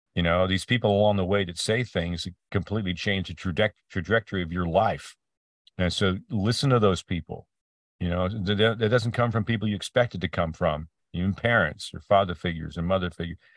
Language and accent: English; Peterborough, Ontario, Canada; moved away; my hometown, um, this, uh, north, northeast, east of Toronto called Peterborough